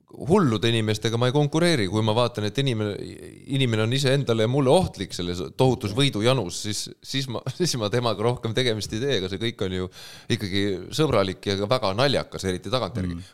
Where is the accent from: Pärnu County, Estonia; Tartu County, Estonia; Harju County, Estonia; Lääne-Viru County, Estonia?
Pärnu County, Estonia; Pärnu; ma olen pärnakas